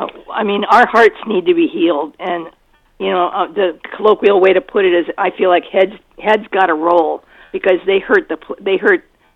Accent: United States; as an American

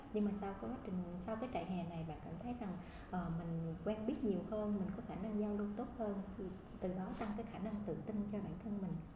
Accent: Vietnam; moved away

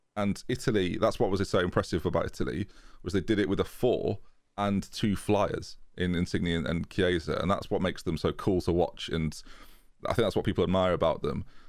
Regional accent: England, United Kingdom; as an Englishman

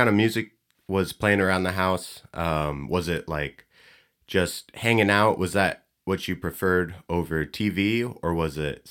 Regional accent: California, United States; moved away as an adult; now in Detroit, United States; I'm from California. And now I'm living out here in Detroit. So I've been out here about 3 years

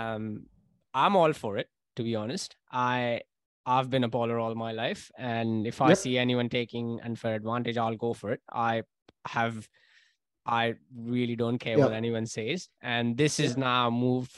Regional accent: India; I come from India

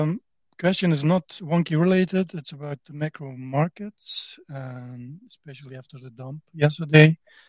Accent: Netherlands; So I'm from the Netherlands.

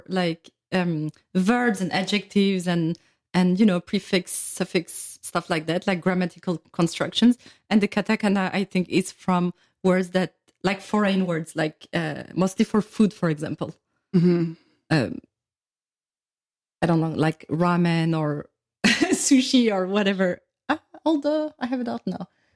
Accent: France; I'm from France.

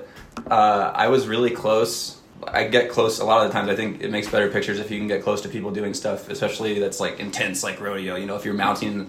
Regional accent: Indianapolis, Indiana, United States; moved away as an adult; also born or lived in Bloomington, Indiana / Texas; now in Lander, United States; I grew up in Indianapolis from, like, 5 to, I guess, like, 18, like, the end of high school

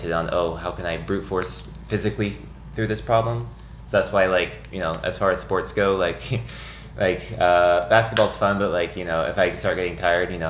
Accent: Nixa, Missouri, United States; moved away as an adult; now in St. Louis, United States; I grew up in Southwest Missouri, in a small town called Nixa.

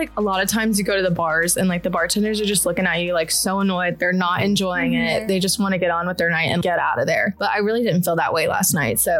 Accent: High Point, North Carolina, United States; I am Southern from High Point, North Carolina.

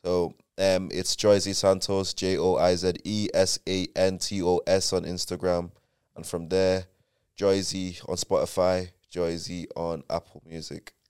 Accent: Dublin, Leinster, Ireland; also born or lived in Nigeria; now in Manchester, United Kingdom; I was born and bred in Dublin

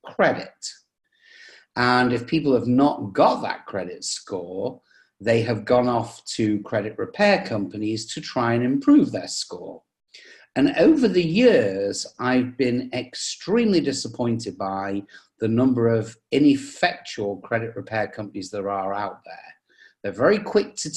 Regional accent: England, United Kingdom; moved away as an adult; now in United States; you can probably tell from the accent, I come from England, but I've lived in the US for the last 25 years

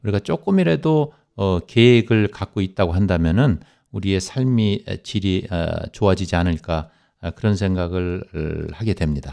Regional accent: South Korea; now in New York, United States; 제가 한국 사람이라는 것

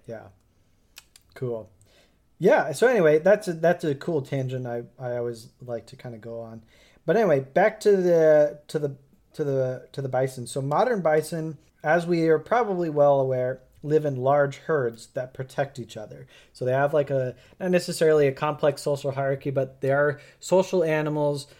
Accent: United States; I'm an American

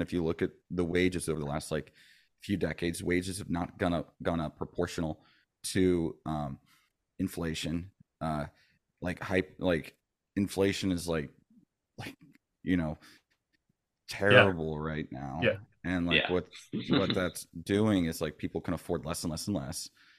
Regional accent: Florida, United States; also born or lived in Bay Area, United States; I'm originally from the Bay Area. {S1} Oh, wow. {S2} Gotcha. {S3} My dad was Navy. So we ended up moving around a lot. And I ended up growing up mostly in Florida

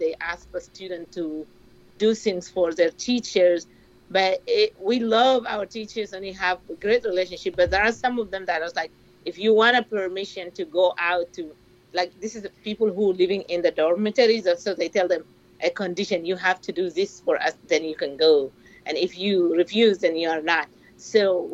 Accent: Kabkabiya, North Darfur, Sudan; moved away as an adult; I'm originally from Darfur

